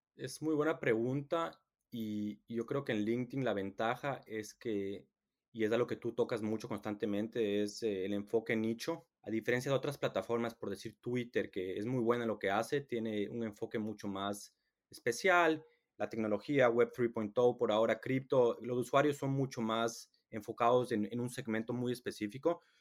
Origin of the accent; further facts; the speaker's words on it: Ecuador; now in England; soy latino, soy de Ecuador